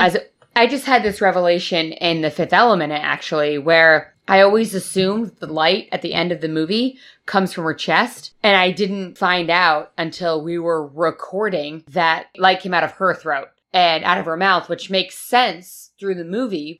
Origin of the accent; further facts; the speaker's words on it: Northeast, United States; moved away; coming from the Northeast